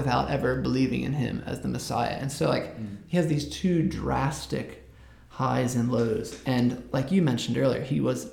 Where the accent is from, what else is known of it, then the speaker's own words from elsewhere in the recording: United States; I'm American